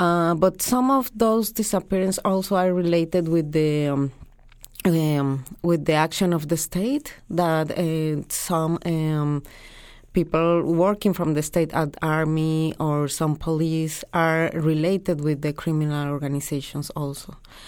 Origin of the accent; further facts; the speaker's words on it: Mexico; I'm from Mexico.